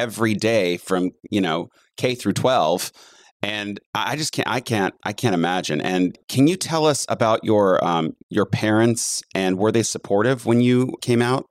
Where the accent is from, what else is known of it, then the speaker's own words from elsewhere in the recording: the South, United States; being Southern in general